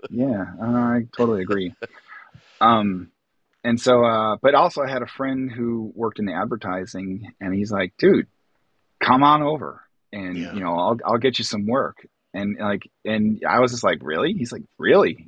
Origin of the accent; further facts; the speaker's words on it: Wildwood, Illinois, United States; also born or lived in Atlanta, Georgia; I'm Lake County, Illinois. I was actually born in Atlanta, Georgia, oh, but uh, when I was young, we moved up to Illinois. Um, we wound up in Wildwood, Illinois